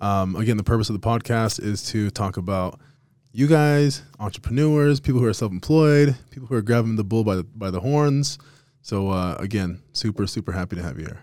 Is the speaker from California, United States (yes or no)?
no; Las Vegas, Nevada, United States; now in Utah, United States; I'm from Vegas originally